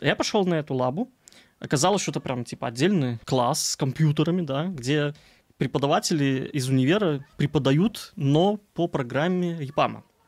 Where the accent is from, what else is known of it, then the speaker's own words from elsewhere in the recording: Belarus; also born or lived in Gomel; У нас есть Минск, на столица Беларуси, я из Беларуси